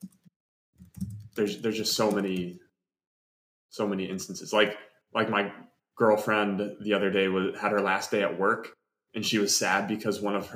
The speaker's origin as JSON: {"language": "English", "town": "West Hartford", "region": "Connecticut", "country": "United States", "said": "we're both from West Hartford"}